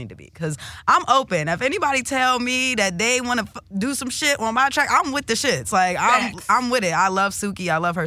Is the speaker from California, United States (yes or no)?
no; Delaware, United States; I'm from Delaware